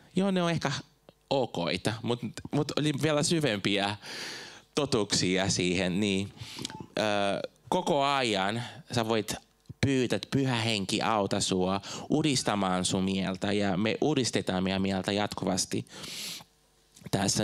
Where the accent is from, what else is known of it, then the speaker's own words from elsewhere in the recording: Brazil; Finnish is a second language; moved away as an adult; now in Finland; Mä oon Brasiliasta kotoisin, mä muutin tänne joskus 2006